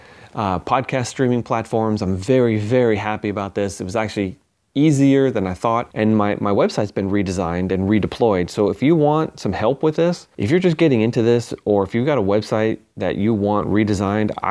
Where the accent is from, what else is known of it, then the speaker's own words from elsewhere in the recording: Long Island, New York, United States; I grew up in New York on the other end of New York on Long Island